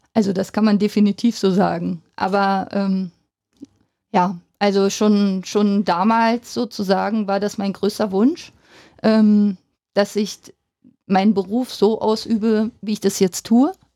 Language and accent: German; Finsterwalde, Brandenburg, Germany; also born or lived in Munich; now in Cottbus, Germany; bin aus Finsterwalde, habe in Finsterwalde mein Abi gemacht